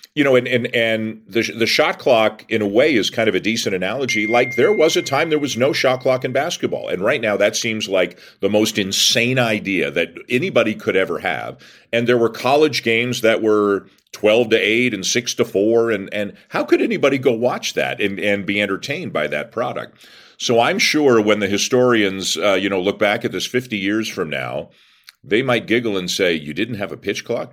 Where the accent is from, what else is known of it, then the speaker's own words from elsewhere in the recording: Toronto, Ontario, Canada; I'm born and raised in Toronto, have lived there my whole life, other than I went to Western